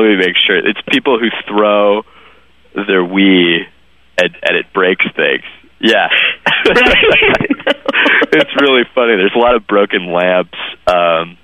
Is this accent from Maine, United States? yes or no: yes; Waterville, Maine, United States; I grew up in a small town, and there were, like, very sort of well known families that just had, like, tons of people in the family, and they were. You know, I was from Waterville, Maine